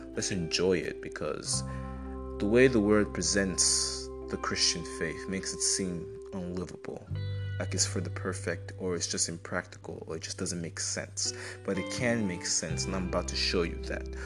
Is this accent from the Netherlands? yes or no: no; Enugu State, Nigeria; I'm from Enugu State in Nigeria.